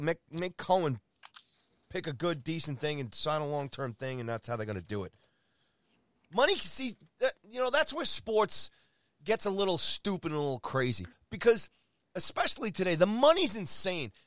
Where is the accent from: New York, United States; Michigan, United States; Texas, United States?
New York, United States; New York City; I was born in Jamaica, Queens.